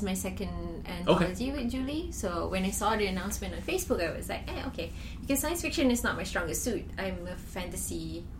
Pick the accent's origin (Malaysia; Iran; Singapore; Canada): Malaysia; I'm from Malaysia